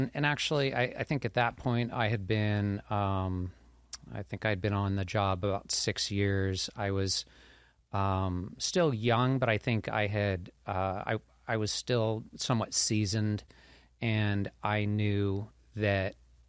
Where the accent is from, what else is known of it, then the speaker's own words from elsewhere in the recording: Torrance, California, United States; I was born in Northern California, kind of moved around a lot when I was young. My dad did some government contract work, but ended up in Torrance. I went to high school in Torrance, so I sort of feel like I'm from Torrance.